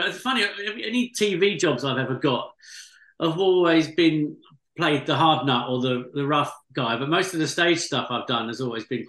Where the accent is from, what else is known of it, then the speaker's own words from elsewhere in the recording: Basildon, East of England, United Kingdom; my hometown in Basildon in Essex.